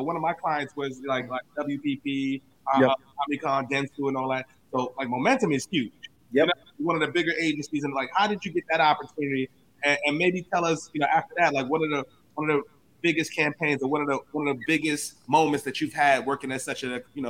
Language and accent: English; New York, United States; Born and raised in the Bronx.